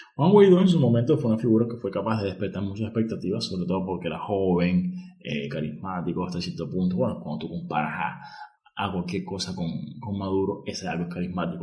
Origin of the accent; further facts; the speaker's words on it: Cuba; soy cubano, estoy en Cuba